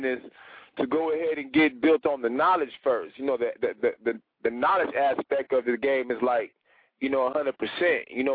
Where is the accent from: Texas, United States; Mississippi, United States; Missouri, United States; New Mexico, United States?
Texas, United States; San Antonio; moved away as an adult; now in Atlanta, United States; I'm originally from Texas, San Antonio, and I reside in Atlanta now